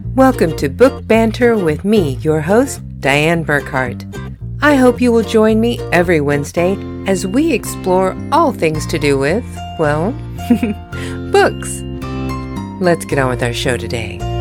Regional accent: United States; moved away as an adult; now in Germany; being an American living in Germany

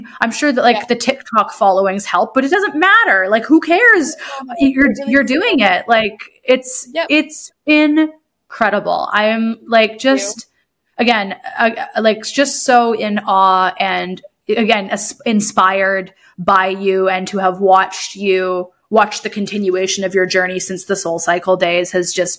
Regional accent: Huntsville, Ontario, Canada; when I was younger, so I grew up like living in Deerhurst Resort

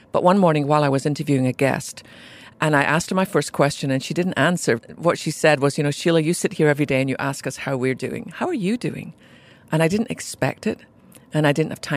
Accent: Scotland, United Kingdom; accent: Scottish brogue; moved away as an adult; now in United States; I was born in Scotland to a mum and dad who really loved Jesus

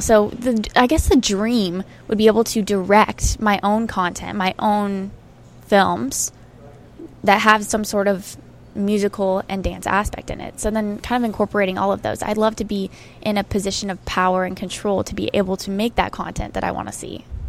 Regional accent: Arizona, United States; I grew up in Arizona

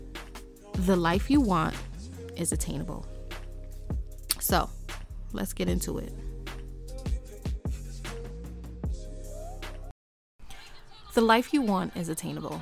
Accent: Jamaica; moved away; I'm from Jamaica

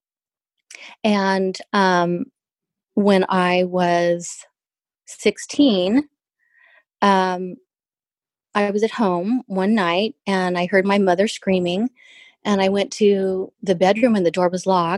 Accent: Southern California, United States; We moved down to Southern California

